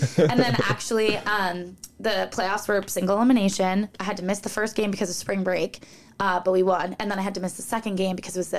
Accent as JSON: {"language": "English", "town": "Newton", "region": "Massachusetts", "country": "United States", "tie": "born or raised there", "said": "So, yes, I'm from the suburbs of Boston, Massachusetts, lived there most of my life."}